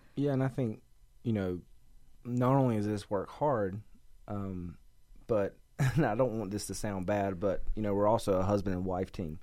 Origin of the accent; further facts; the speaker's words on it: North Carolina, United States; I'm from North Carolina, at the you know closer to the beach